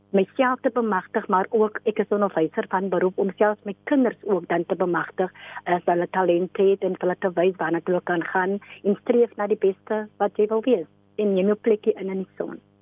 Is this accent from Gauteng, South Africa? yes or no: no; Mamre, Western Cape, South Africa; gebore en getoe in Mamre, 'n klein Weskusdorpie 60 km vanaf Kaapstad